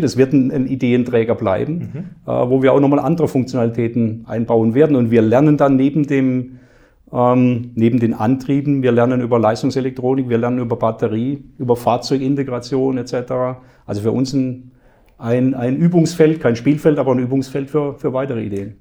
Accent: Black Forest, Baden-Württemberg, Germany; bei mir in meinem Heimatort im Schwarzwald

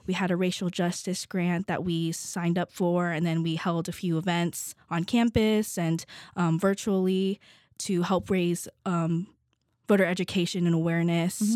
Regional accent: Las Vegas, Nevada, United States; moved away as an adult; now in Kentucky, United States; I'm from Vegas

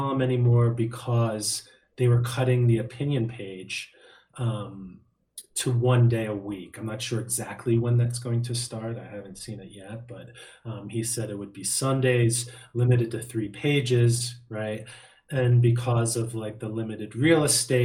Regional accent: Bucks County, Pennsylvania, United States; homegrown from born and bred in Bucks County

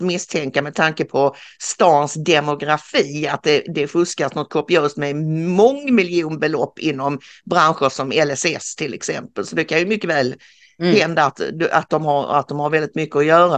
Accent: Karlskrona, Blekinge, Sweden; jag är född i Karlskrona

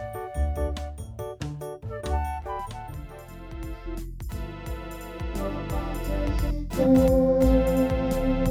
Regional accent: Englewood, New Jersey, United States; I'm from Englewood

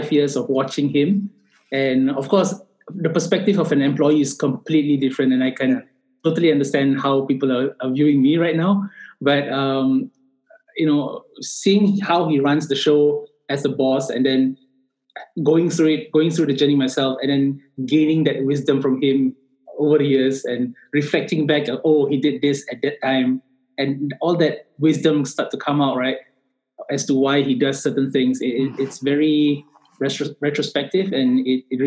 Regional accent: Singapore; I am from Singapore.

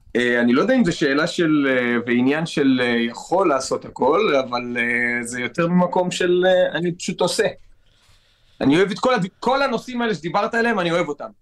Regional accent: Netanya, Central District, Israel; גדלתי בנתניה

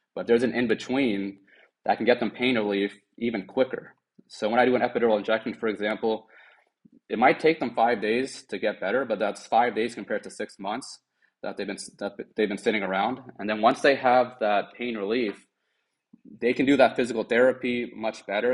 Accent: Germantown, Maryland, United States; also born or lived in Washington D.C. area; I'm currently a medical director at National Spine and Pain Centers in Germantown, Maryland, which is where I actually grew up.

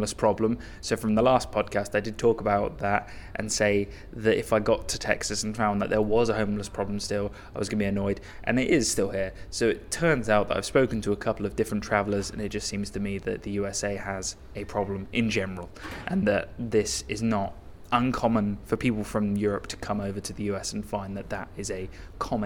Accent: Reading, South East England, United Kingdom; where I'm from Reading

